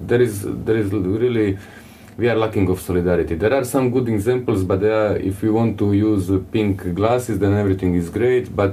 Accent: Croatia

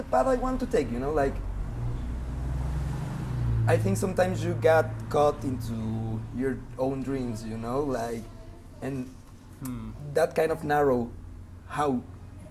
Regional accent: Mexico City, Mexico; I'm from Mexico City, and I'm a musician

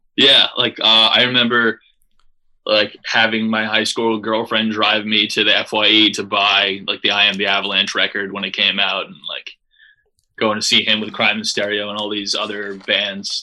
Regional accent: Long Beach, New York, United States; We're from Long Beach, New York

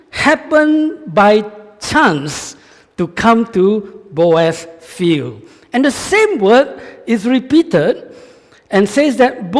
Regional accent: Malaysia; moved away; I'm from Malaysia

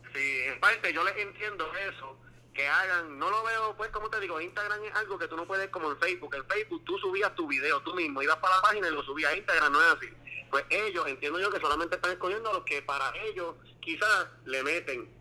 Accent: Mayagüez, Puerto Rico; yo soy de Mayagüez

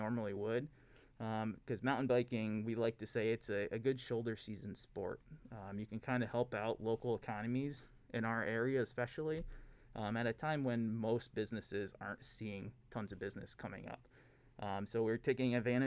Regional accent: Coudersport, Pennsylvania, United States; moved away as an adult; also born or lived in Albany, New York; now in Keweenaw, Michigan, United States; I grew up in Pennsylvania in a small town called Coudersport.

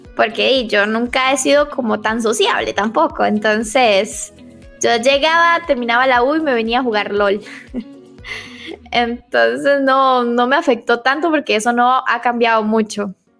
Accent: Limón, Costa Rica; now in Greater Metropolitan Area, Costa Rica; realmente soy de Limón.

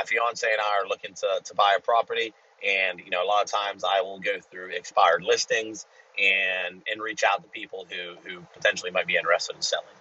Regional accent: United States; I'm American

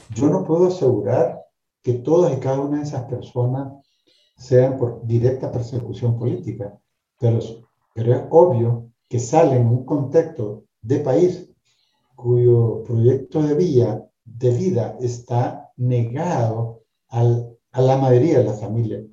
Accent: León, Nicaragua; yo soy nacido en la ciudad de León, como ciudadano nicaragüense y abogado

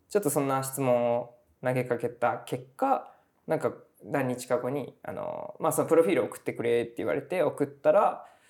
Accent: Tamana, Kumamoto, Japan; born or raised there

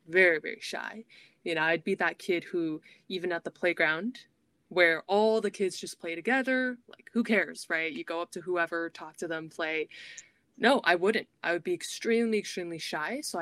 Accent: Beijing, China; moved away as an adult; also born or lived in Netherlands; now in United States; I was actually born and raised in Beijing, China. I went to an American international school.

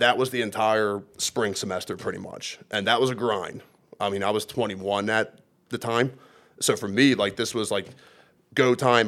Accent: Churchville, Pennsylvania, United States; I'm from Lower Bucks County, Churchville, Pennsylvania

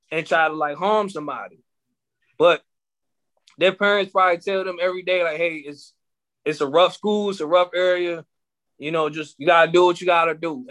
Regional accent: Maryland, United States; we're from Maryland

